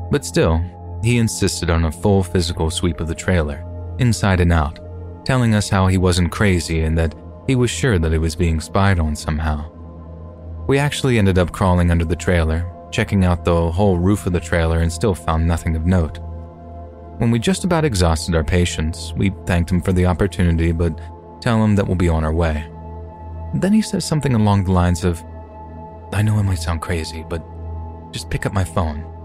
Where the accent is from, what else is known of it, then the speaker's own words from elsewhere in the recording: Kentucky, United States; my dad took me and my brother on a family camping trip to Mammoth Cave National Park in my home state of Kentucky.